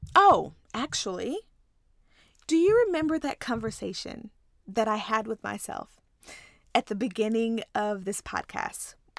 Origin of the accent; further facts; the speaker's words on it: Ripley, Tennessee, United States; moved away as an adult; also born or lived in Nashville, Tennessee / Texas; I'm actually from a small town in Tennessee called Ripley